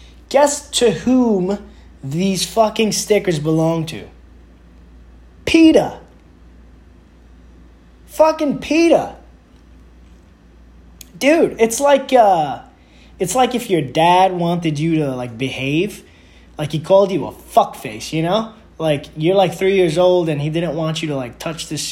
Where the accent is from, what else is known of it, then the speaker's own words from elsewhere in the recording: New York, United States; I'm from New York